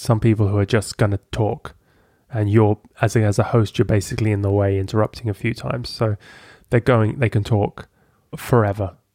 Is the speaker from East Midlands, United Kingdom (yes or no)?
yes; Lincoln, East Midlands, United Kingdom; moved away as an adult; also born or lived in Amsterdam; In England, Lincoln in England